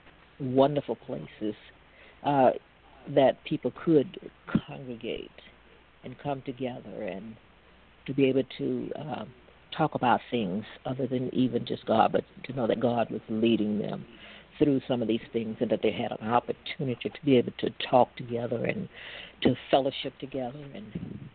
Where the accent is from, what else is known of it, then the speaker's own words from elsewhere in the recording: Natchez, Mississippi, United States; moved away as an adult; now in Stockton, United States; my hometown of Natchez, where I graduated high school and everything